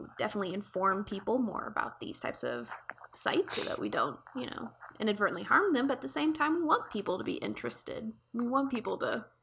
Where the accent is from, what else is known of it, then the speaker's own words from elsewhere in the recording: Ohio, United States; I grew up in Ohio